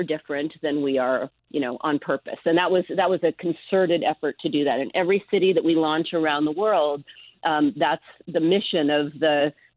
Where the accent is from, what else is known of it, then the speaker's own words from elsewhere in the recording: Seattle, Washington, United States; now in San Francisco, United States; I grew up in Seattle